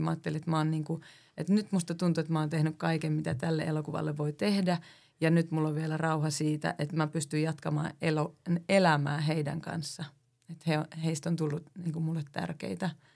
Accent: Oulu, North Ostrobothnia, Finland; mä oon Oulusta

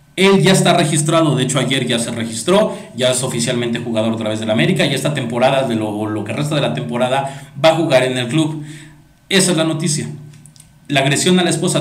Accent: Mexico; nos atañe la sociedad mexicana

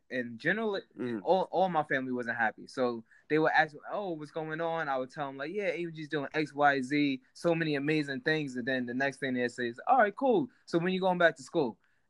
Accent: New York City, New York, United States; I grew up in Bed-Stuy in a quote-unquote hood before with gentrified.

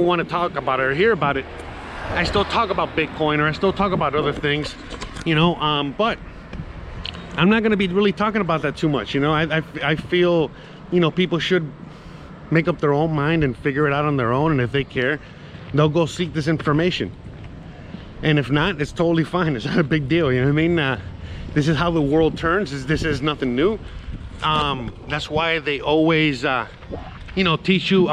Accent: United States; I'm American

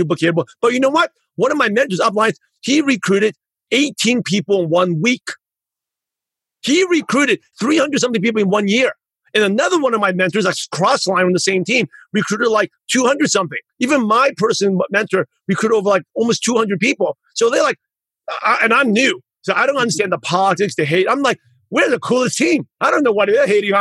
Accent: New York, United States; moved away; also born or lived in Los Angeles; Because I lived in LA, I'm originally from New York

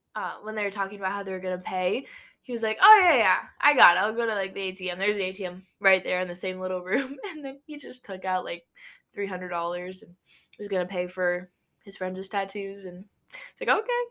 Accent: Nebraska, United States; we're not from New York. We're from Nebraska

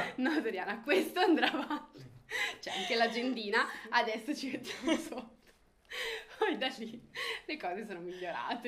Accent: Melzo, Lombardy, Italy; also born or lived in Milan; siamo della provincia di Milano

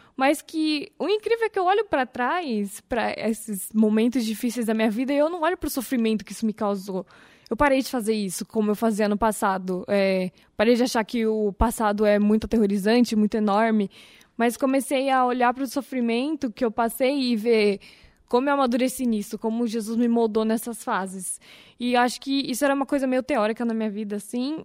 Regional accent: São Paulo, Brazil; moved away; Eu sou de São Paulo, né? Mas mudei para cá em 2002.

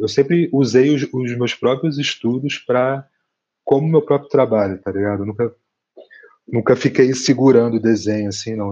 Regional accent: Rio de Janeiro, Brazil; moved away as an adult; now in Curitiba, Brazil; eu venho do, da Zona Oeste, de Campo Grande, no Rio de Janeiro

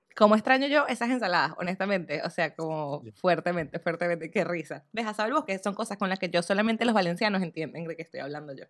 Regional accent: Venezuela; accent: Venezuelan; now in United States

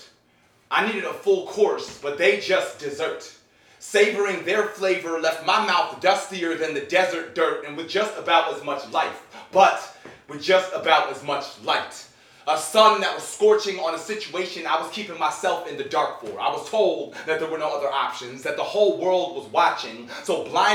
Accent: New York, United States; moved away as an adult; now in Tampa, United States; I came down to Florida. I come from New York

